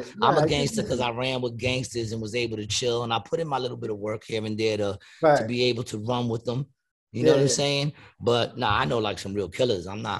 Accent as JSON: {"language": "English", "country": "United States", "tie": "born or raised there", "said": "I grew up in Ravenswood. Ravenswood was only like four blocks"}